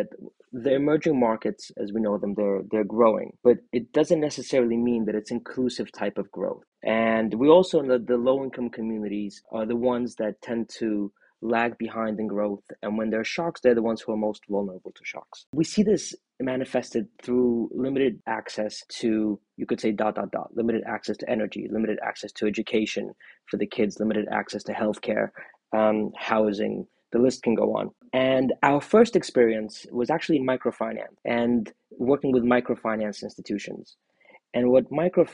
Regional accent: New York City, New York, United States; also born or lived in Soviet Union; I was born in the Soviet Union, and when I was a child, my family emigrated to the U.S. and we arrived as refugees. And I grew up in Brooklyn, New York

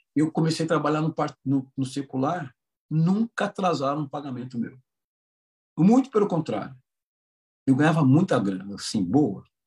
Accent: Itatiba, São Paulo, Brazil; Eu também sou do interior sou só que não, não tão do, do interior sou aqui de Itatiba, próximo de Campinas.

